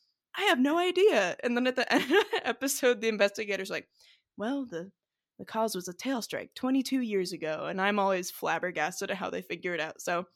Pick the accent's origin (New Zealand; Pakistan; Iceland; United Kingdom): New Zealand; I grew up in New Zealand, so this one is particularly poignant.